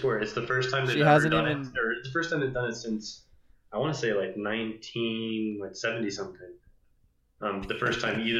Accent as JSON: {"language": "English", "town": "Vail", "region": "Colorado", "country": "United States", "tie": "born or raised there", "said": "growing up in Vail"}